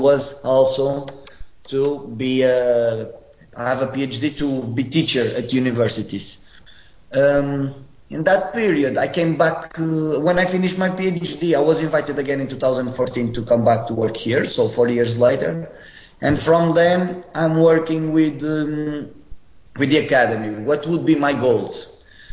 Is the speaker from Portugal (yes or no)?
yes; Funchal, Madeira, Portugal; moved away as an adult; also born or lived in Rio Maior, Portugal; now in Italy; I'm Portuguese and I'm coming from an island. I'm not even from the mainland. I'm coming from Funchal.